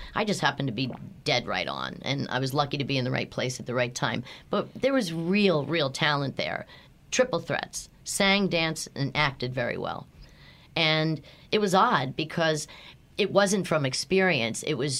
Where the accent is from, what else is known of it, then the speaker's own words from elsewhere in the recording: Philadelphia, Pennsylvania, United States; accent: Philadelphia; I had to work hard to get rid of my thick Philadelphia accent.